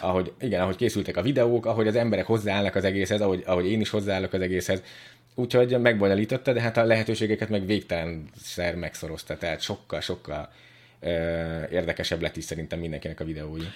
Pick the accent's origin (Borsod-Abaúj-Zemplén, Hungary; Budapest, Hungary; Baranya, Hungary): Budapest, Hungary; szóval ugye budapesti vagyok, meg úgy nagyon izé be voltam ide szűkülve